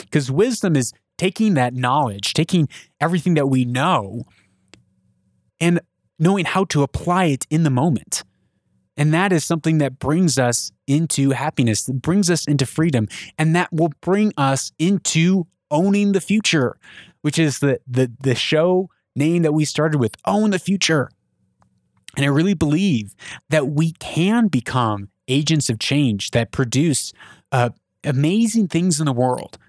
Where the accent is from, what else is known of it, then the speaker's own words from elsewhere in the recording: United States; I'm an American.